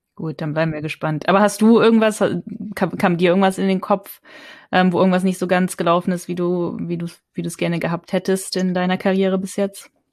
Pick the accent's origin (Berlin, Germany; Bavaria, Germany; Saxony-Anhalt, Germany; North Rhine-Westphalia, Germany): North Rhine-Westphalia, Germany; ich bin in, in, in Nordrhein-Westfalen aufgewachsen